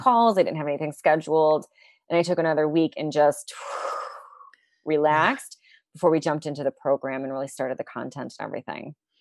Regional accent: United States; moved away; also born or lived in New York City; an American living in New York City

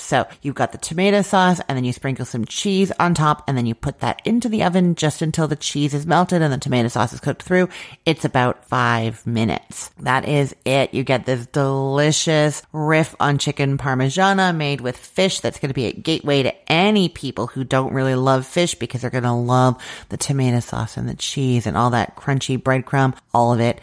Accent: Canada; I'm Canadian

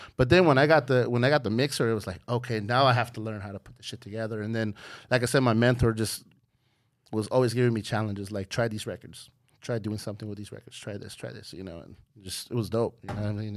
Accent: Hayward, California, United States; just doing the local scene in Hayward, you know, just doing the little battles, the little high school battles. I was from Hayward High

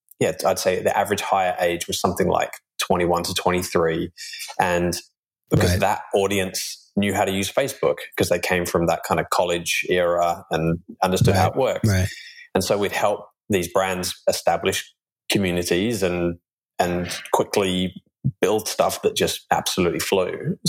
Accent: England, United Kingdom; moved away as an adult; now in Australia; I grew up in the UK and then moved to Australia when I was 21 and lost my accent after about 3 months. It comes back a little bit when I start thinking about jolly old England.

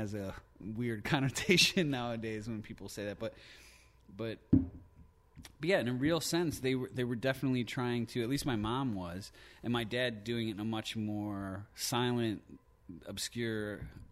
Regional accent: Plymouth, Michigan, United States; also born or lived in Livonia, Michigan; when I was 5, we moved from Livonia to Plymouth

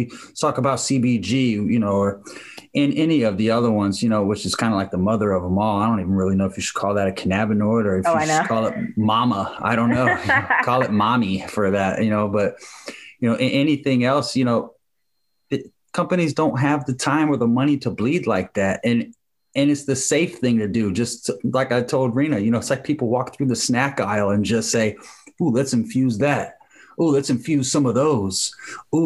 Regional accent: Jacksonville, Florida, United States; I'm from Jacksonville, Florida.

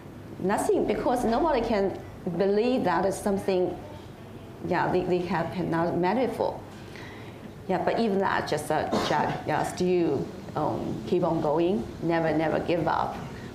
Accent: Zhoushan, Zhejiang, China; moved away; also born or lived in Hangzhou; my hometown is in Zhoushan. My mother is a Hangzhouanese, my father is a Taizhouese, but they all belong to Zhejiang province

